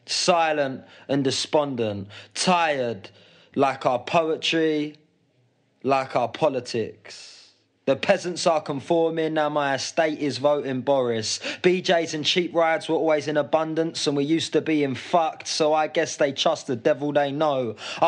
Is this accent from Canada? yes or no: no; United Kingdom; It's about what it means to me, being British, in inverted commas, and the all sides of it, what it means to maybe my family